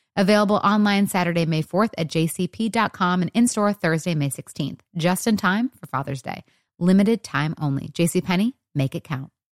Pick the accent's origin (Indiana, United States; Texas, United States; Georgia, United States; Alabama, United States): Texas, United States; Dallas; I grew up in Dallas, Texas